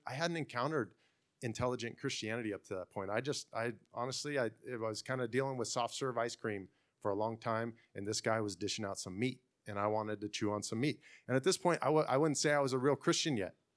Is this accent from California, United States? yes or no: yes; Fresno, California, United States; now in Clovis, United States; I'm from Fresno. I live in Clovis